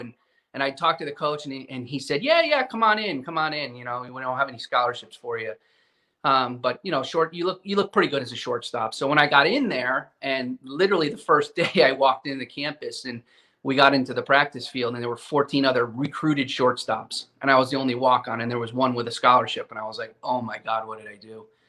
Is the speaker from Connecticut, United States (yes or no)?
yes; Connecticut, United States; I grew up in Connecticut and baseball obsessed.